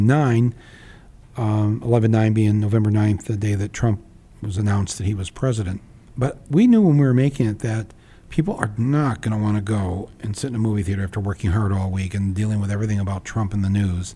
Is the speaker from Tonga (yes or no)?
no; Midwest, United States; as a Midwesterner